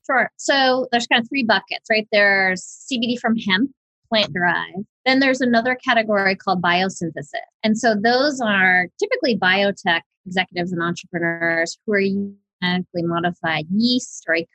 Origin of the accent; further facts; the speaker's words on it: Big Island of Hawaii, United States; I was born and raised on the Big Island of Hawaii